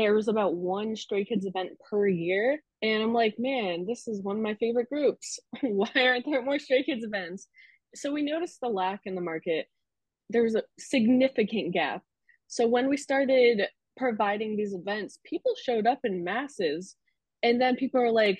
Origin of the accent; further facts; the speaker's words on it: South Florida, United States; moved away as an adult; now in Orlando, United States; Originally, I was from South Florida.